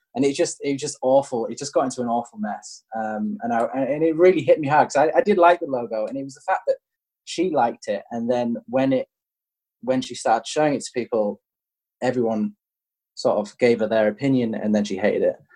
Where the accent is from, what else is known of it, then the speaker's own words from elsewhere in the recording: England, United Kingdom; I'm English